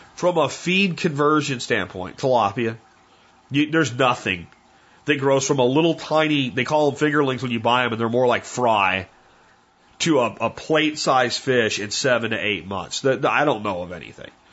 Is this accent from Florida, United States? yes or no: yes; Florida, United States; also born or lived in Pennsylvania; now in Texas, United States; I grew up in Florida